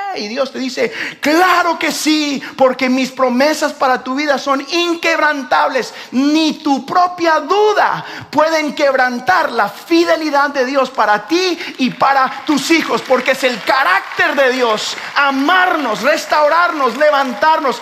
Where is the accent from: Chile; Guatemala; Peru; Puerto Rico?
Guatemala; nosotros que somos de Guatemala